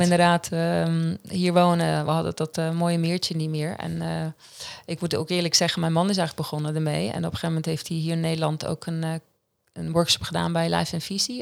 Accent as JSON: {"language": "Dutch", "region": "Central Switzerland", "country": "Switzerland", "tie": "born or raised there", "second_language": "Dutch", "moved": "as an adult", "lives_now": "Netherlands", "said": "ik kom uit Centraal Zwitserland. het is dus het hartje van Zwitserland"}